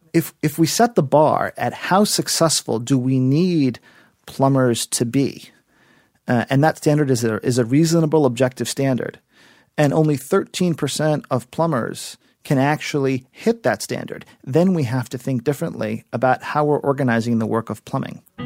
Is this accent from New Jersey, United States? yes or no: no; South Florida, United States; moved away; also born or lived in New York City; I am originally from South Florida, and I was uh, visiting my family in Miami